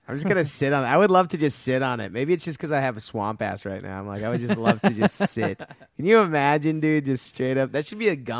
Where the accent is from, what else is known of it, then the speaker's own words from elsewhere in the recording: Texas, United States; I'm from Texas.